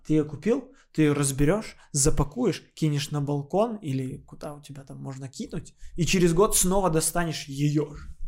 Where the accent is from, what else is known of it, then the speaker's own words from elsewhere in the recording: Odesa, Odesa Oblast, Ukraine; moved away; я как родился, какие украшения были, с этими же украшениями я с Одессы и уехал